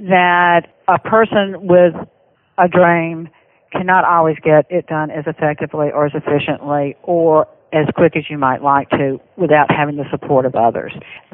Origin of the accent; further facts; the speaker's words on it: the South, United States; accent: Southern; Well, I hope that everybody understood my Southern accent.